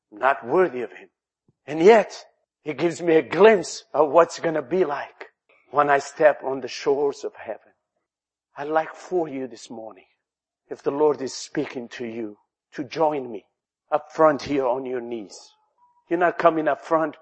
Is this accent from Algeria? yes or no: yes; Algeria; English is a second language; moved away as an adult; I came to this country from Algeria